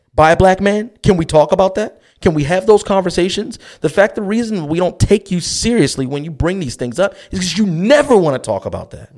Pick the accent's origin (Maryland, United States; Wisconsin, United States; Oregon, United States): Maryland, United States; Baltimore; growing up in West Baltimore City